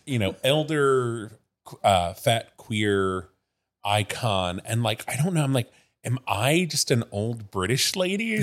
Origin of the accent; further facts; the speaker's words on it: Midwest, United States; moved away; I grew up in the Midwest